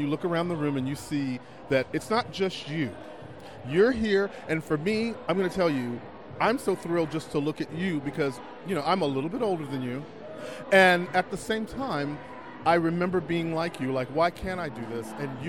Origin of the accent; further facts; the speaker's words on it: Galveston, Texas, United States; I'm from Galveston.